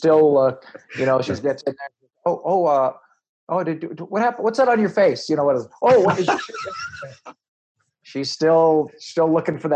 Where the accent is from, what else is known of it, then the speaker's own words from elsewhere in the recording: Los Angeles, California, United States; I was born in Los Angeles, California, to a teen mother